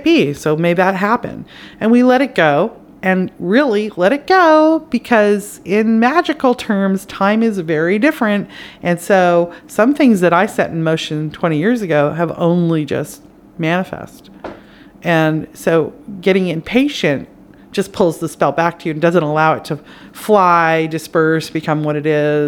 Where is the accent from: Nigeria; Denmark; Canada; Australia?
Canada; now in United States; I'm Canadian